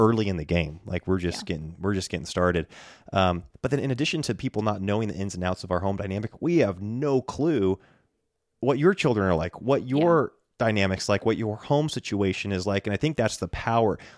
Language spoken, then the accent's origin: English; Bend, Oregon, United States; moved away as an adult; now in North Idaho, United States; there are awesome churches here in my hometown on the West Coast